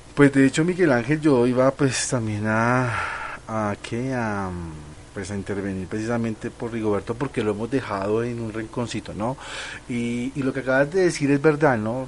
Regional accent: Colombia; aquí como los colombianos

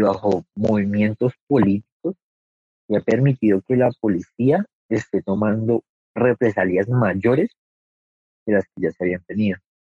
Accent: Colombia; todos somos colombianos

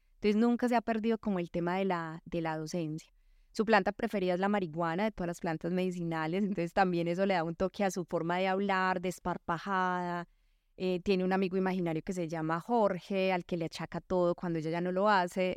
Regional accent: northeast of Antioquia, Colombia; en el nordeste, no solo porque fuera mi pueblo

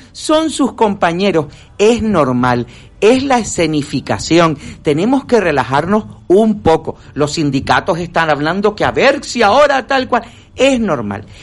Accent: Spain; me diga a mí como español

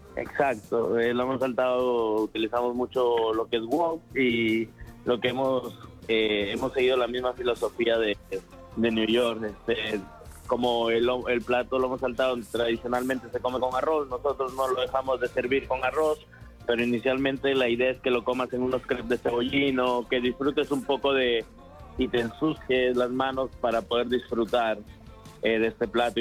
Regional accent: Peru; now in Madrid, Spain; soy peruano

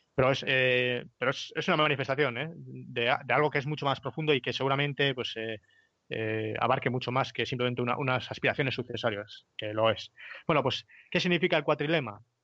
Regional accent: Spain; nosotros como españoles que compartimos una cosmovisión

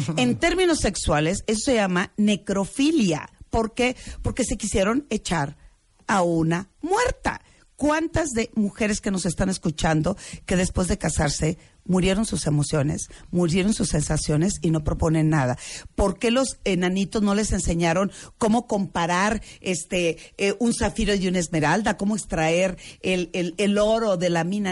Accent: Culiacán, Sinaloa, Mexico; now in Mexico City, Mexico; yo vengo de Culiacán, yo soy de Culiacán, tengo mm. muchos años en la Ciudad de México

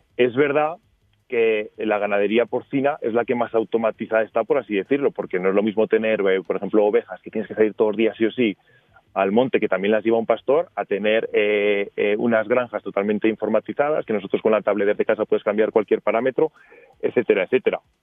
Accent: Teruel, Aragon, Spain; nosotros estamos en Teruel, eh, somos de Teruel

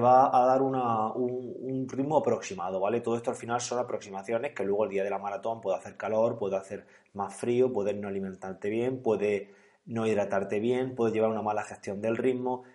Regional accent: Calasparra, Region of Murcia, Spain; precisamente Galasparra es mi pueblo, yo soy de allí

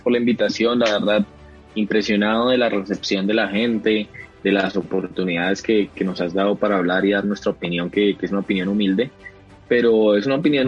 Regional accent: Colombia; como lo digo yo como colombiano

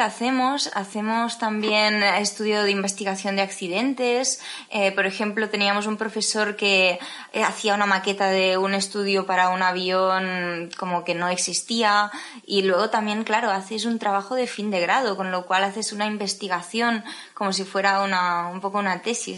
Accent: Tarragona, Catalonia, Spain; soy de Tarragona

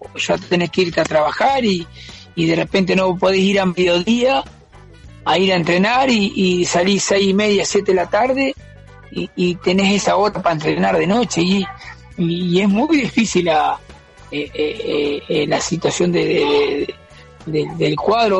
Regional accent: Paso de los Toros, Tacuarembó, Uruguay; moved away as an adult; also born or lived in Montevideo; Yo me fui en el 98 de acá de Paso los Toros

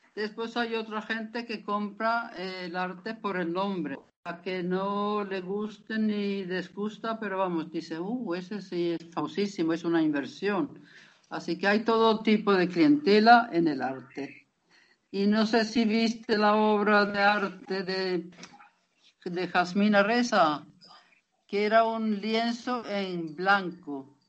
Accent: Lapland, Norrbotten County, Sweden; yo soy de Laponia

